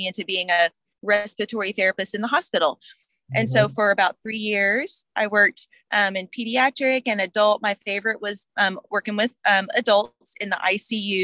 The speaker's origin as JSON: {"language": "English", "town": "Houston", "region": "Texas", "country": "United States", "tie": "born or raised there", "also_born_or_lived": "San Marcos, Texas", "said": "I was born in Houston, Texas, made my way to San Marcos, Texas for college"}